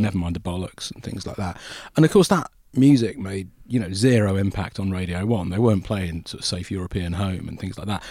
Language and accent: English; Buckinghamshire, South East England, United Kingdom; also born or lived in Yorkshire; I grew up in Yorkshire initially and then my family moved to Buckinghamshire